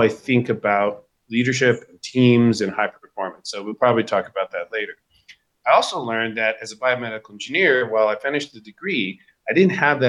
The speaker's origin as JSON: {"language": "English", "area": "Hudson Valley", "region": "New York", "country": "United States", "tie": "born or raised there", "said": "I was born in the Hudson Valley of New York to IBM parents"}